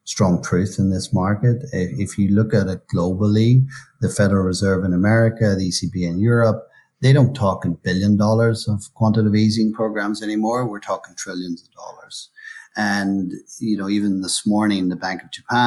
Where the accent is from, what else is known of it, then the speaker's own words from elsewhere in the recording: Northern Ireland, United Kingdom; moved away as an adult; also born or lived in London / Hong Kong / Switzerland; now in Brisbane, Australia; I'm originally from Northern Ireland.